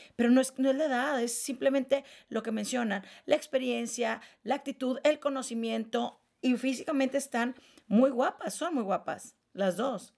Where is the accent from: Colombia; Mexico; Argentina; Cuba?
Mexico; northern Mexico; now in Mexico City, Mexico; foráneas, norteñas